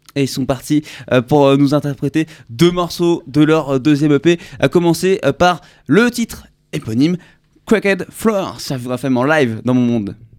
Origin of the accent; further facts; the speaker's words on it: France; nouveaux qui arrivent chez nous en France